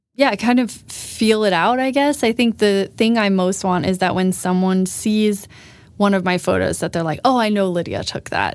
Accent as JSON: {"language": "English", "region": "Florida", "country": "United States", "moved": "as an adult", "lives_now": "Sweden", "said": "I am American from Florida."}